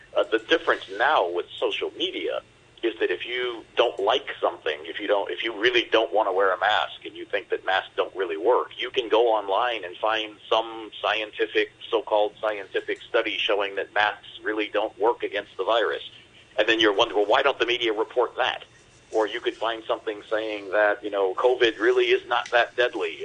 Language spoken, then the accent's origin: English; Detroit, Michigan, United States; I'm from Detroit